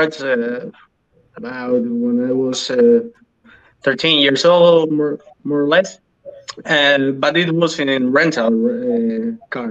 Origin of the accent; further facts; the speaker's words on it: Almería, Andalusia, Spain; I'm from Almeria. It's a city from the southeast of Spain.